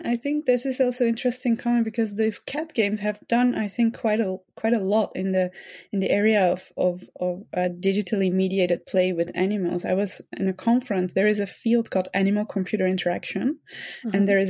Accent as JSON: {"language": "English", "country": "Netherlands", "tie": "born or raised there", "said": "I grew up in the Netherlands, in the countryside, actually, together with many other animals."}